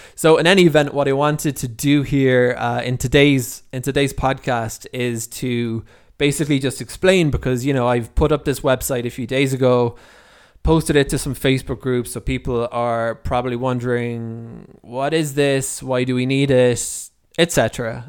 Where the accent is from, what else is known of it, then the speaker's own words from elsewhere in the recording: Ireland; moved away as an adult; now in Israel; I'm originally from Ireland, so I'm one of the few, relatively few Olim, uh, that, uh, that came from Ireland that are living here in, in Israel